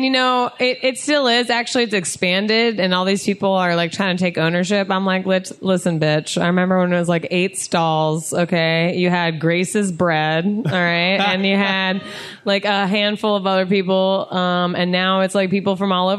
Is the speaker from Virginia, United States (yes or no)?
yes; Falls Church, Virginia, United States; moved away as an adult; also born or lived in Washington, District of Columbia, United States; now in New York, United States; I totally have a hometown. It is Falls Church City, Virginia.